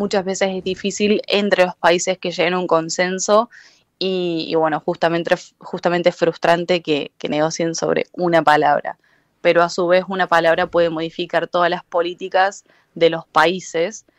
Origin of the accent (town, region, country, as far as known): Argentina